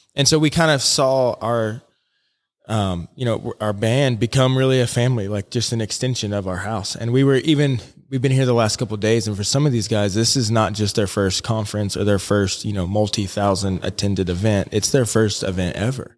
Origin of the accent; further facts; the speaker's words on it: Alaska, United States; moved away as an adult; also born or lived in Nashville, Tennessee / Bethel, Alaska / Anchorage, Alaska / Florida; now in Jonesborough, United States; I grew up out in Alaska